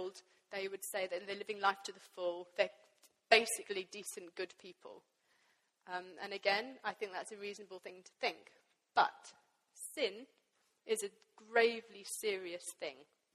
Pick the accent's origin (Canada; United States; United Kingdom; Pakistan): Pakistan; I grew up in Pakistan